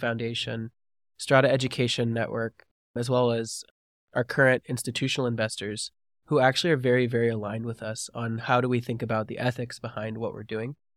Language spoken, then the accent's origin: English; Georgia, United States; also born or lived in California; I was born in California and raised in Georgia